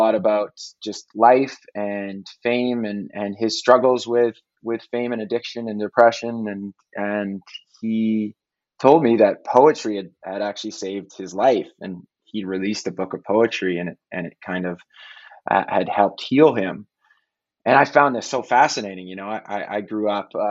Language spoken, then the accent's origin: English; Canada; moved away as an adult; now in United States; I'm Canadian